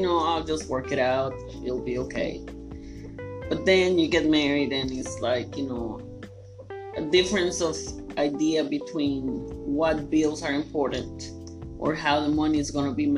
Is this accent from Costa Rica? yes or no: yes; Costa Rica; now in Southern United States; I was born in Costa Rica